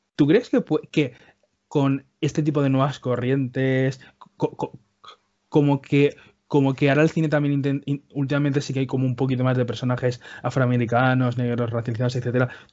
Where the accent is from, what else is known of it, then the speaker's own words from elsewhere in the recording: Spain; accent: Spanish; yo y mis hermanos, todos nacimos aquí, nos hemos quedado aquí. Yo, por ejemplo, yo tengo acento de español, yo no tengo acento de Cuba